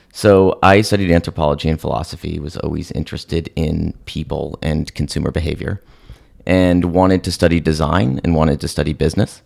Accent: San Francisco, California, United States; moved away as an adult; also born or lived in Chicago / New York; I was born and raised in San Francisco

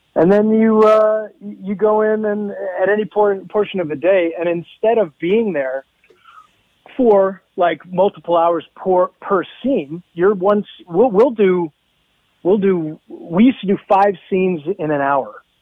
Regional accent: Hamilton, Ontario, Canada; moved away; I uh, miss my hometown

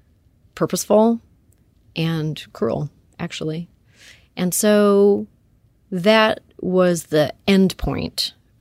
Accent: Canada; I come from Canada. We don't care about the C word there.

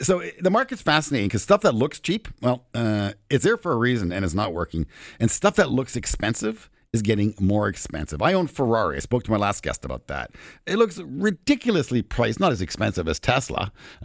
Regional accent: Canada; being a Canadian that I am

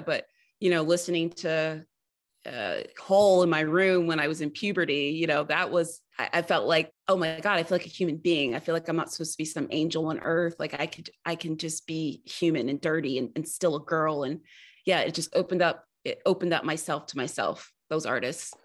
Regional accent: the South, United States; I always feel when I leave the South, just how Southern I am. And I, I feel like I'm a Southerner first and an American second

